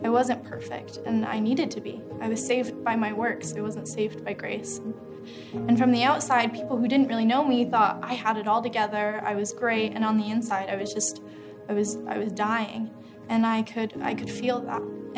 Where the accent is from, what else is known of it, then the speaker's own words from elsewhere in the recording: Utah, United States; And growing up in Utah, you know, the only thing I knew was Mormonism.